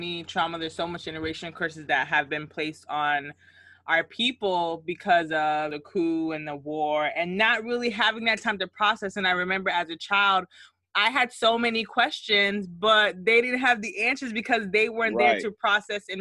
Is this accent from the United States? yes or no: yes; United States; growing up in the States